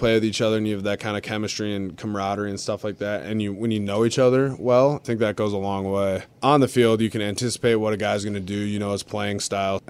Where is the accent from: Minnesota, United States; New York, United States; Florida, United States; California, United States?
Minnesota, United States; Minnetonka; moved away as an adult; now in Philadelphia, United States; where I grew up in Minnetonka, Minnesota